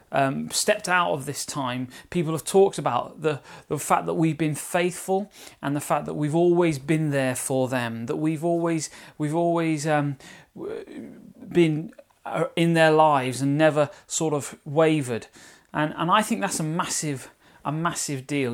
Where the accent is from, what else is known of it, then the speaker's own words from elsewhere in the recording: London, United Kingdom; accent: Cockney; my Cockney accent there. Anyway, EastEnders type accent.